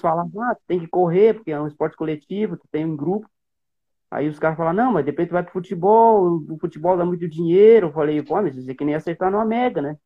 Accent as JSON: {"language": "Portuguese", "area": "Barama", "region": "Rio Grande do Sul", "country": "Brazil", "tie": "born or raised there", "also_born_or_lived": "Sobradinho, Rio Grande do Sul / Santa Maria, Rio Grande do Sul", "said": "eu nasci numa cidade ali da região Centro-Terra, em Sobradinho, eu nasci ali"}